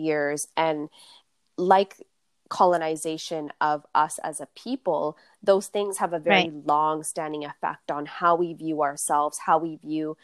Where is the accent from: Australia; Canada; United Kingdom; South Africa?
Canada; a young person who was born and raised in Canada